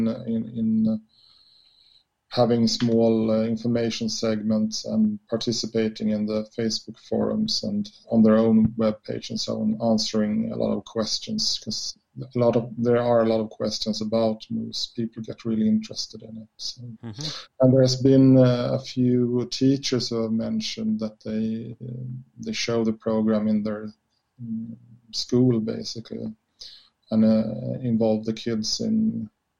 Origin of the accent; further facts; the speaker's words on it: Sweden; we all as Swedes growing up in Sweden